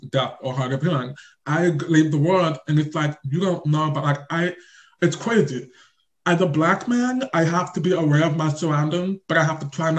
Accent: Lincoln, Nebraska, United States; I was born and raised in Lincoln, Nebraska.

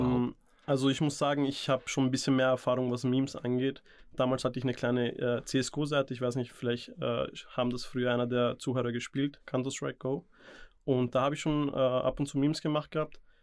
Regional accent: Vienna, Austria; also born or lived in India; ich bin in Indien geboren, bin aus Namaskar und mit circa vier, fünf bin ich hierher gezogen

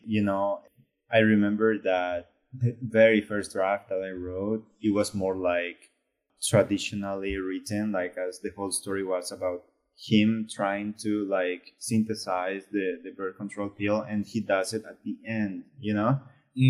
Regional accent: Bolivia; moved away; I was from Bolivia

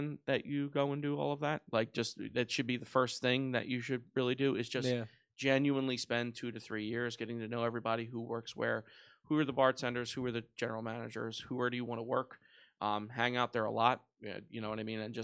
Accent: Philadelphia, Pennsylvania, United States; Born and raised in South Philadelphia

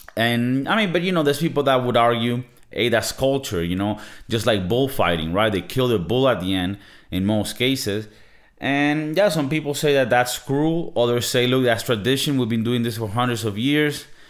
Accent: Venezuela; I come from Venezuela, right? In Venezuela, South American country

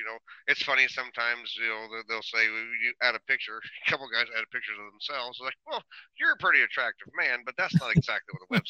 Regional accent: Illinois, United States; I'm from Illinois. I'm disappointed every day.

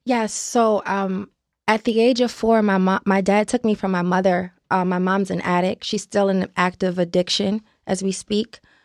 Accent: Baltimore, Maryland, United States; I'm from Baltimore, Maryland

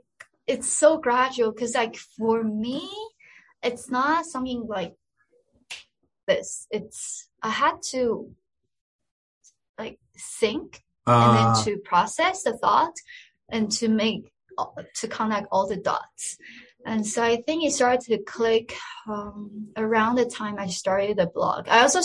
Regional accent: Pakistan; moved away as an adult; now in Israel; As I said, you know, growing up in Pakistan wasn't easy at all. I felt a lot of sacrifices I had to make, but I was willing to make those sacrifices. And I think the experience of living in Pakistan made me more resilient.

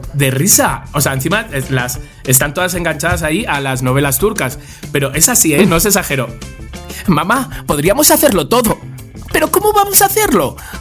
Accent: Spain; somos los españoles

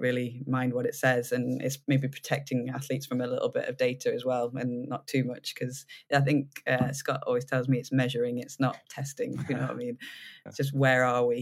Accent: United Kingdom; being British

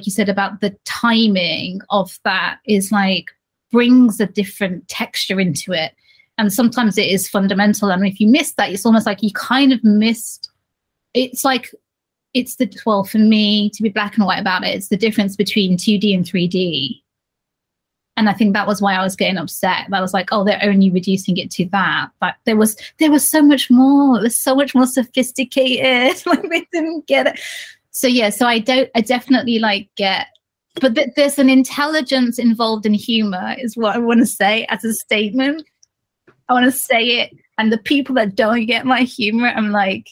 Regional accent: Birmingham, West Midlands, United Kingdom; now in Leeds, United Kingdom; my hometown, which is Birmingham

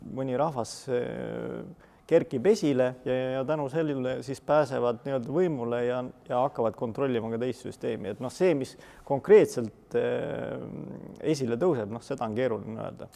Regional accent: Estonia; me oleme eestlased

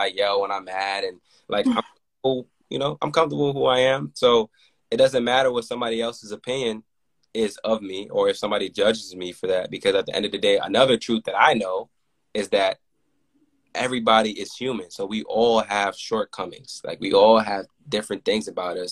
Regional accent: New York, United States; I grew up in New York

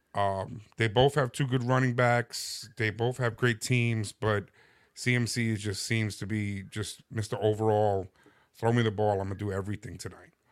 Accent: New York, United States; I am from New York

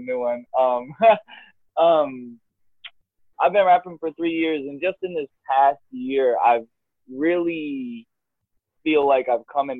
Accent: Inverness, Florida, United States; I'm from Inverness, Florida.

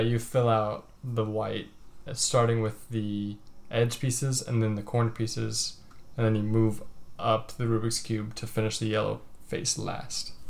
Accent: Georgia, United States; moved away; I was born in Georgia

